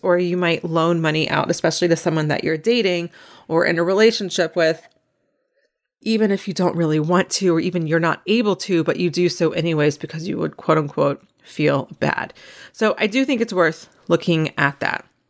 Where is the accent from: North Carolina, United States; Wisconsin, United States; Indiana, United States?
North Carolina, United States; where I grew up in North Carolina